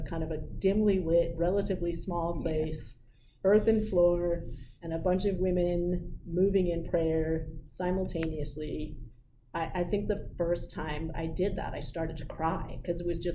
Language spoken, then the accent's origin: English; New York City, New York, United States; I grew up in New York City